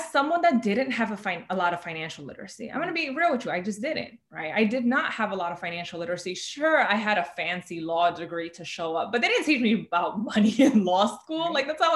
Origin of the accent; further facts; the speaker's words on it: New York City, New York, United States; I am born and raised in the Bronx, you know, here in New York City